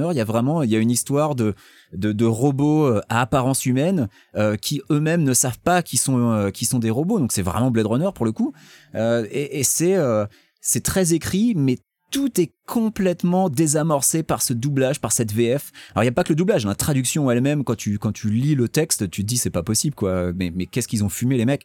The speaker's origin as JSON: {"language": "French", "region": "Occitania", "country": "France", "accent": "Toulouse", "said": "j'ai un accent toulousain et je ne crois pas que Charles Pasqua il soit toulousain."}